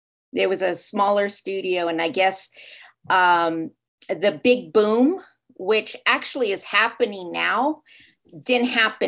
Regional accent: Los Angeles, California, United States; now in Mexico; I did.

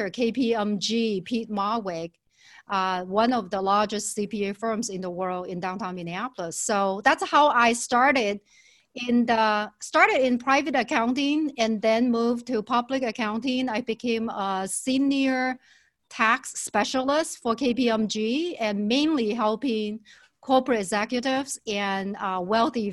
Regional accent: China; moved away as an adult; also born or lived in Shenzhen, China; I was growing up in China and in rural villages. And my parents finally moved to a city called Shenzhen that is on the border

